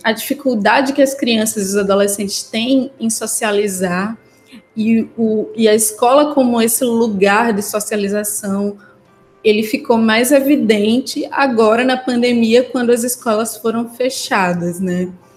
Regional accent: Pernambuco, Brazil; moved away as an adult; now in Salvador, Brazil; eu sou pernambucana, né? Trabalho e moro em Salvador, mas eu sou pernambucana

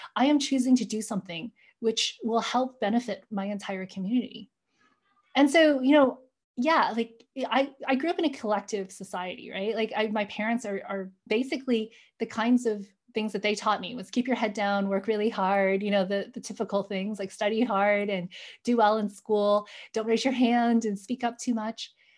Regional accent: New York, United States; accent: American; "Where were you born?" I'm like, "New York."

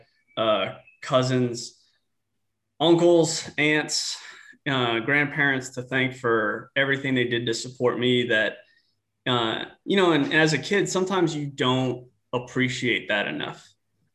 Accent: New Orleans, Louisiana, United States; moved away; I grew up in New Orleans, Louisiana

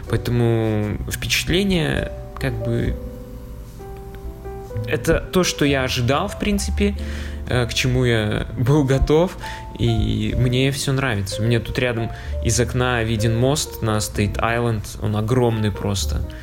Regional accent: Vitebsk, Vitebsk Region, Belarus; и чувак такой, о, ты …, а я типа из Витебска.

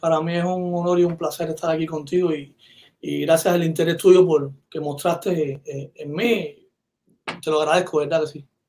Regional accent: San Cristóbal, Artemisa, Cuba; moved away as an adult; also born or lived in Havana; now in Miami, United States; cerca donde yo nací, yo nací en Arroyo Grande, en un, pueblecito ahí. Entonces ahí en, la, en el quinto grado

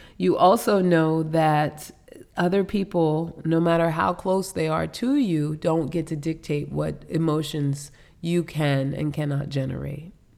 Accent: New York City, New York, United States; now in Virginia, United States; I'm a New Yorker. We're from New York

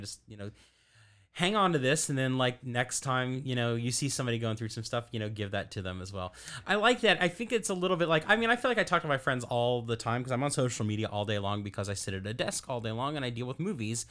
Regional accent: Louisville, Kentucky, United States; now in Florida, United States; I'm from Kentucky originally

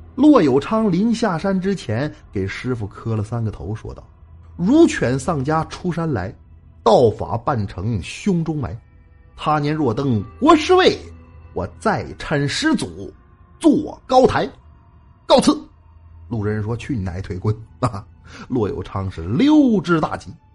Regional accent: Northeast China, China; 咱们东北人讲话，冲着啥了

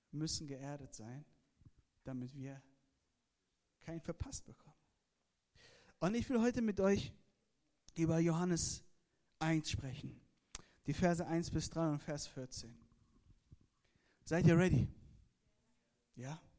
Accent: Iran; born there; Ihr müsst verstehen, ich bin gebürtiger Iraner, ja? Das sind meine iranischen Freunde.

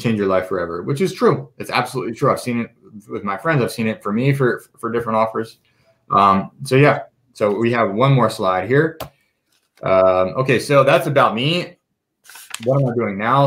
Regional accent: Philadelphia, Pennsylvania, United States; moved away as an adult; also born or lived in Israel; now in Las Vegas, United States; I'm from Philadelphia, born and raised. I've lived in Las Vegas for the past year and a half.

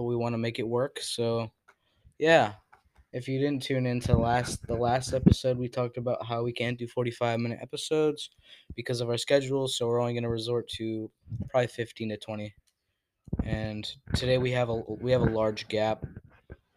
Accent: Connecticut, United States; also born or lived in Florida; now in Maine, United States; I'm originally from Connecticut, and then I moved to Florida, and now I'm in Maine.

